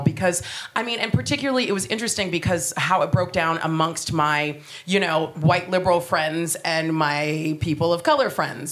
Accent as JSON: {"language": "English", "country": "United States", "moved": "as an adult", "lives_now": "United Kingdom", "said": "I am American"}